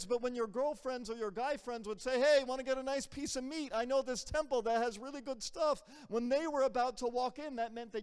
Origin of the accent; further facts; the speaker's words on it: United States; I'm American. Like, I'm from here.